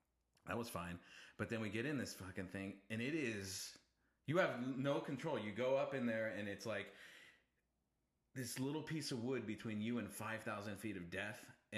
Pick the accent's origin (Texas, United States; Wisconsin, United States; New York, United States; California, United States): California, United States; Santa Clara; I was born in Santa Clara.